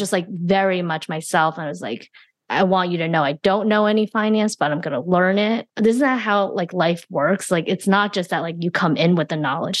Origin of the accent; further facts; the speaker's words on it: New Jersey, United States; also born or lived in China / Flushing, Queens, New York; We spent some time there, but I mostly grew up in the suburbs of New Jersey